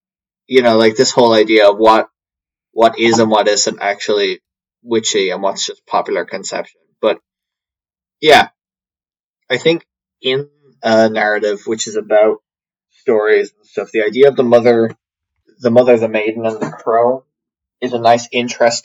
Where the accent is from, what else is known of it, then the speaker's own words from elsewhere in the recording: Ireland; I'm Irish